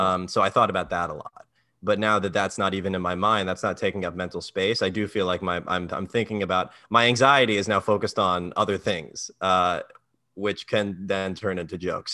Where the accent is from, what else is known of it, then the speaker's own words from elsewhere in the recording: Maryland, United States; moved away as an adult; now in New York, United States; I'm from Maryland